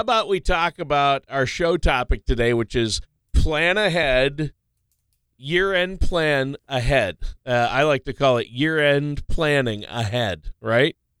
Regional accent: Minnesota, United States; I grew up in Minnesota

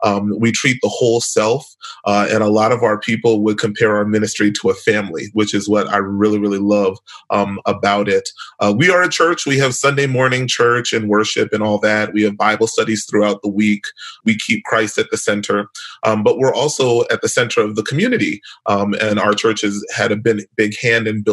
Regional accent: New York City, New York, United States; now in St. Louis, United States; I was born and raised in New York as well. Not in the Bronx like Lichelle, in Brooklyn

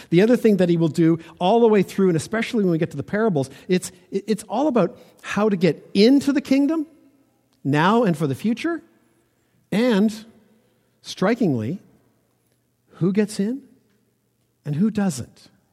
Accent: Ontario, Canada; I grew up in Ontario

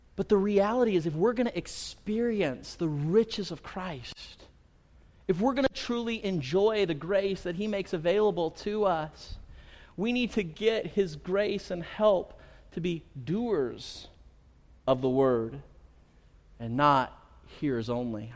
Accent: Central Valley, California, United States; I grew up here in the Central Valley

